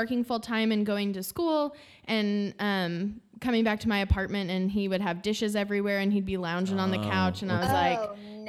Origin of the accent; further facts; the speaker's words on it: Northern Idaho, United States; moved away as an adult; now in Dallas, United States; I am originally from Northern Idaho. I am reigning from the Pacific Northwest.